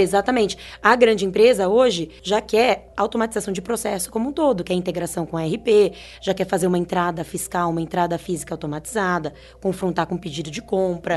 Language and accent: Portuguese; São Carlos, São Paulo, Brazil; A gente é de São Carlos e com muito, muito, muito orgulho